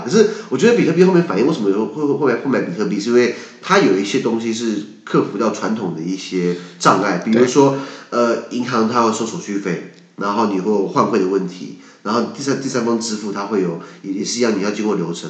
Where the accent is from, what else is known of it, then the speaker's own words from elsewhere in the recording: Taiwan; 我们台湾人